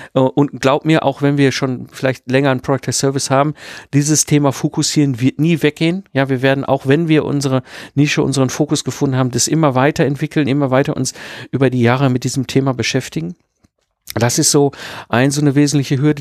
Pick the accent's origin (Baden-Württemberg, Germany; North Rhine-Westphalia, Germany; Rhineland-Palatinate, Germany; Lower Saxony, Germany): North Rhine-Westphalia, Germany; Ruhr area; ich bin ja ein Kind des Ruhrpots zwischen Kohle und Stahl groß geworden